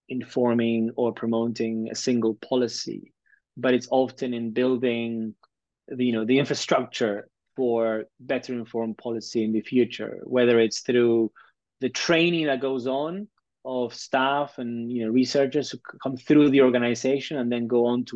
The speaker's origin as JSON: {"language": "English", "country": "Peru", "said": "I'm Latin American, I'm Peruvian"}